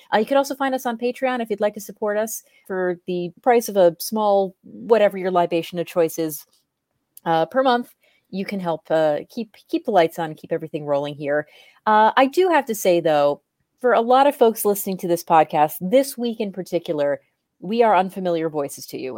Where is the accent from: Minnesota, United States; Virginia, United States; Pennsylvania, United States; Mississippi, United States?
Minnesota, United States; also born or lived in Chile; from the great state of Minnesota here in the U S, if you couldn't tell by our accents.